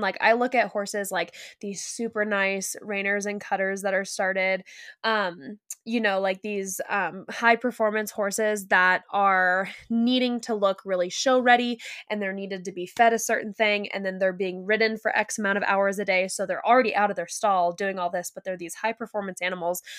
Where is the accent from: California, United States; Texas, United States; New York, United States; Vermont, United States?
California, United States; you and I grew up in California